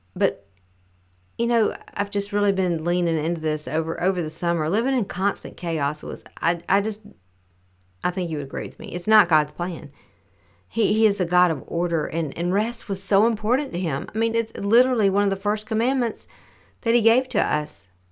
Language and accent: English; the South, United States; raised in the South